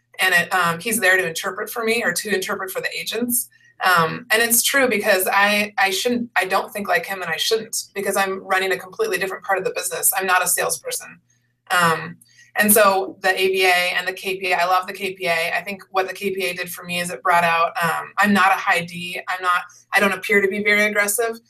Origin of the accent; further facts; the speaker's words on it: Seattle, Washington, United States; I grew up in the Seattle area, and all my family's here